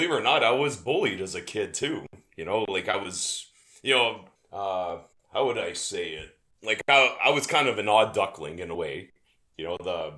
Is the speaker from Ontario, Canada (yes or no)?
yes; Windsor, Ontario, Canada; also born or lived in Tecumseh, Ontario; I was born and raised in Windsor, Ontario in Canada.